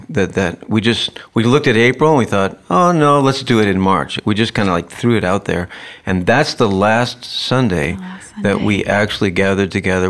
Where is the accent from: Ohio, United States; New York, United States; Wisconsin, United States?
Wisconsin, United States; Madison; "You know, I'm from Madison, Wisconsin."